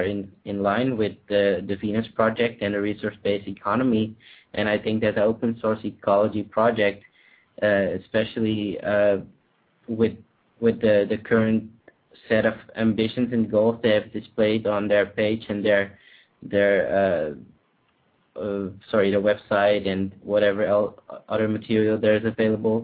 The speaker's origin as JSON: {"language": "English", "country": "Netherlands", "said": "I'm from the Netherlands"}